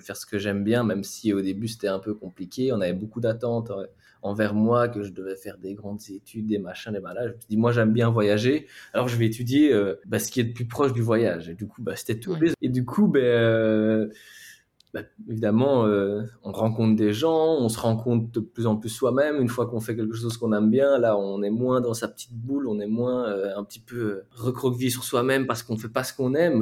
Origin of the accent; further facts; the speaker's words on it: near Charleroi, Wallonia, Belgium; moved away as an adult; now in Barcelona, Spain; Je viens de Belgique. Même pas besoin de dire que je viens de Belgique parce que ça, ça s'entend